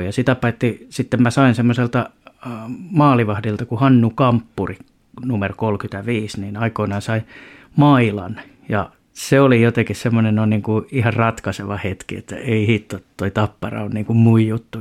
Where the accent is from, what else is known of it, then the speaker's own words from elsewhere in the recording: Lempäälä, Pirkanmaa, Finland; also born or lived in Tampere; now in Vesilahti, Finland; mä oon suurimman osan elämästäni sen, ja sen vielä vauhdikkaan nuoruuden elänyt kyllä Lempäälässä, mutta ihan jos oikein tarkkaan katsotaan, niin mä oon syntynyt Piispalassa tuossa Tampereella